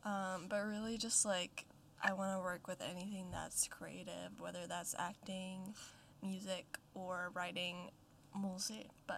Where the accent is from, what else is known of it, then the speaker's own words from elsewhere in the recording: Sweden; moved away as an adult; As Oscar said, I am from Sweden. I've been here for a year now.